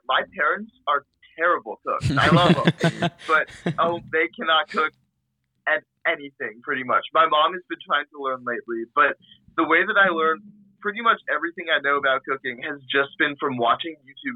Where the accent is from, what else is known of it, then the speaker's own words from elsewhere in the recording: outside the D.C. area, Virginia, United States; I was born and raised outside of the D.C. area in Virginia. And I've lived here my whole life.